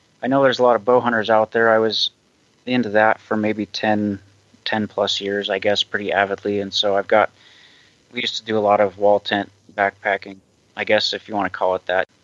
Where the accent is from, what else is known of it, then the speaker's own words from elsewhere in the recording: Montana, United States; I'm a Montana native, and I live in Bozeman